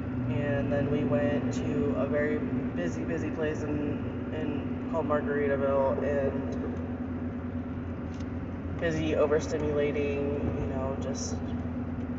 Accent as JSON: {"language": "English", "region": "Florida", "country": "United States", "tie": "born or raised there", "moved": "as an adult", "lives_now": "Mississippi, United States", "said": "I've lived in Florida my whole entire existence up until 8 years ago when I moved up to Mississippi"}